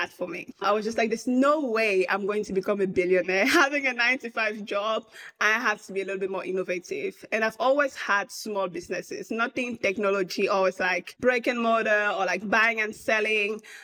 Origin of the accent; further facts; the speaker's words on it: Cameroon; moved away as an adult; also born or lived in Austin, United States; now in United States; I'm originally from Cameroon, out of Central Africa, born and raised